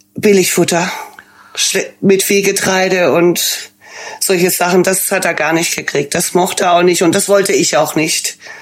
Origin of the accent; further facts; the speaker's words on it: Stuttgart, Baden-Württemberg, Germany; accent: Swabian; moved away as an adult; now in Dortmund, Germany; Ich bin ursprünglich aus Stuttgart